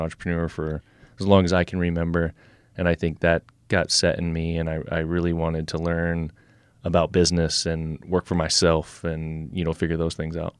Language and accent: English; Nebraska, United States; we are here in Nebraska, you know, pretty much right where we're sitting right now. Uh, we moved out here when I was eight, nine years old